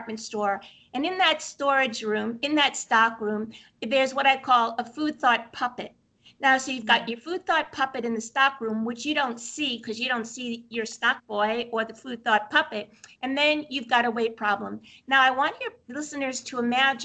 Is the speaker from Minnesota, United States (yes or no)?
no; Brooklyn, New York, United States; moved away; I'm from Brooklyn originally